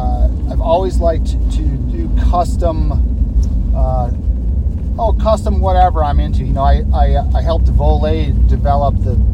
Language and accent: English; Michigan, United States; moved away as an adult; also born or lived in Colorado / Salt Lake City, Utah; now in Utah, United States; I grew up skiing in Michigan